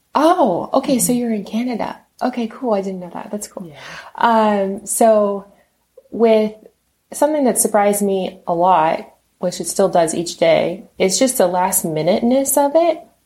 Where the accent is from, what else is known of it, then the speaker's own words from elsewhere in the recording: Texas, United States; moved away as an adult; now in West Coast, United States; I'm originally from Texas and they moved me out here